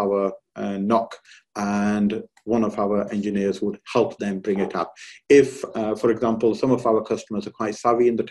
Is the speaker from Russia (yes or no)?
no; United Kingdom; now in California, United States; I'm personally from the United Kingdom.